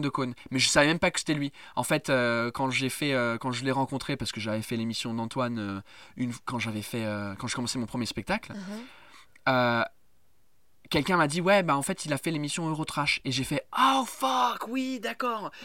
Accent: England, United Kingdom; French is a second language; now in France; en tant qu'anglais

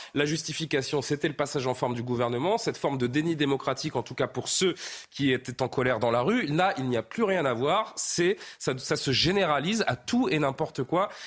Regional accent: France; chez nous en France

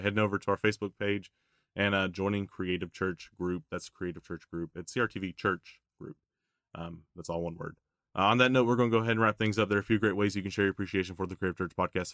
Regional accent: Tennessee, United States; I grew up in Tennessee

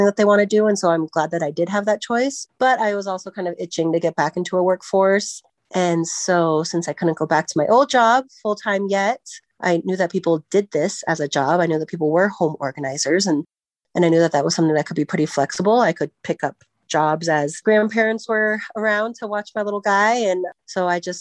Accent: Centennial, Colorado, United States; I grew up in Centennial, went to Smoky Hill High School

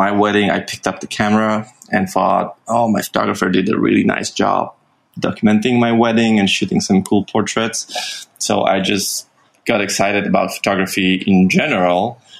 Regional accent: Warsaw, Masovian Voivodeship, Poland; I was born and raised in Warsaw, so that's the capital of Poland.

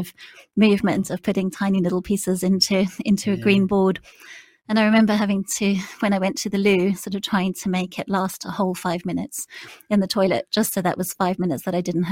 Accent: South Africa; moved away as an adult; I was born in South Africa, and I lived there until I was 19.

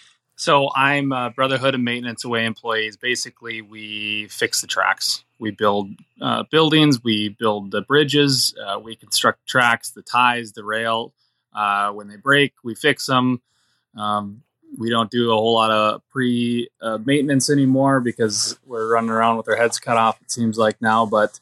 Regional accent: North Dakota, United States; I'm from North Dakota

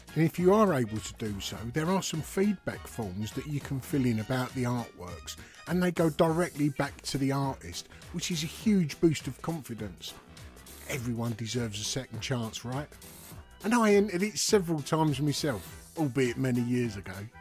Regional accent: Dagenham, London, United Kingdom; I grew up in Dagenham, East London, um, East London, Essex rather

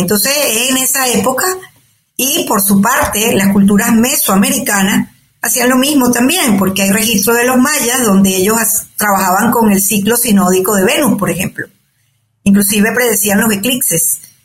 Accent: Caracas, Capital District, Venezuela; moved away as an adult; also born or lived in Altagracia de Orituco, Guárico, Venezuela / Canada / United States; now in Madrid, Spain; nací en Venezuela, en Altagracia de Orituco, que es un pueblo en, el estado Guárico. Eh, me crié en Caracas, que me fui pequeña.

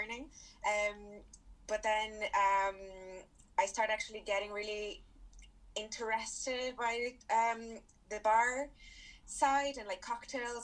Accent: Brazil; moved away as an adult; now in Ireland; I'm from Brazil originally, and I came to Ireland 5.5 years ago

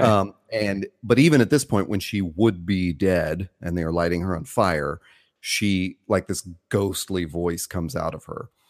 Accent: the South, United States; growing up in the South

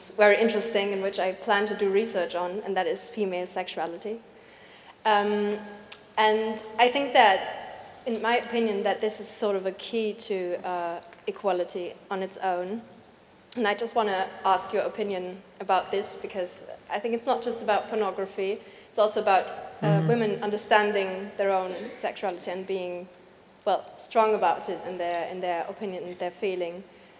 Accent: Germany; English is a second language; from Germany

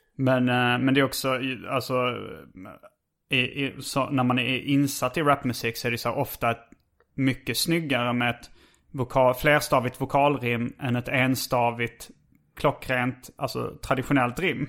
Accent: Sweden; oss riktiga svenskar

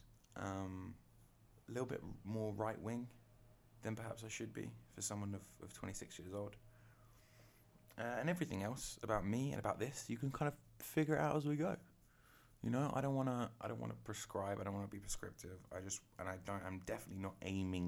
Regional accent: England, United Kingdom; I'm English

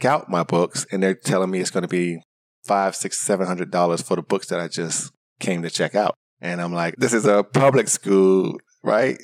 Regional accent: Miami, Florida, United States; moved away as an adult; also born or lived in Tallahassee, Florida; I grew up in Miami, Florida. I was born and raised there until I graduated high school, then moved to Tallahassee

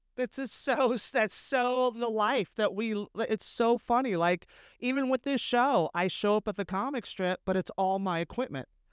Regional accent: San Francisco, California, United States; moved away as an adult; also born or lived in West Hollywood / Hell's Kitchen, New York; now in New York, United States; I grew up in San Francisco, I lived in West Hollywood, now I live in Hell's Kitchen

